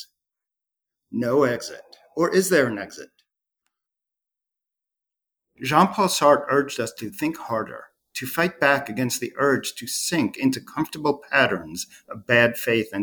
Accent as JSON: {"language": "English", "area": "Long Island", "region": "New York", "country": "United States", "said": "I'm a Long Islander"}